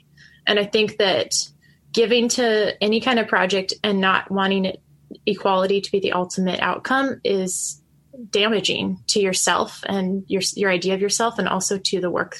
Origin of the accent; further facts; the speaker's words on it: United States; moved away as an adult; now in Myanmar; we have a heritage as American Christians